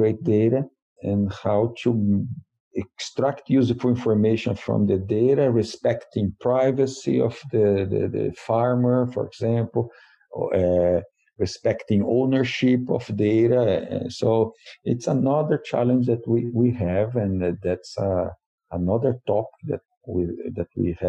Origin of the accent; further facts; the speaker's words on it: Brazil; moved away as an adult; now in Madison, United States; I'm originally from Brazil